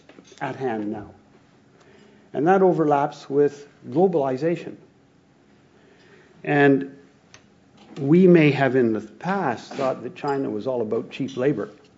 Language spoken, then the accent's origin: English; Canada; moved away as an adult; now in Tokyo, Japan; I'm from Canada, a big country that does a lot of commodities